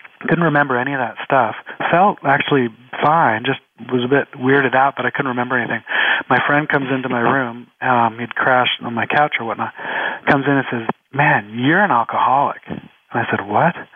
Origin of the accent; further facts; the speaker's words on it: Canada; now in Los Angeles, United States; I'm Canadian